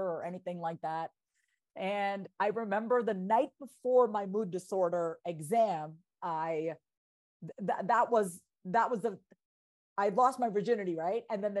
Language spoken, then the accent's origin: English; Long Island, New York, United States; also born or lived in Boston; I'm a first generation Indian immigrant, born and raised on Long Island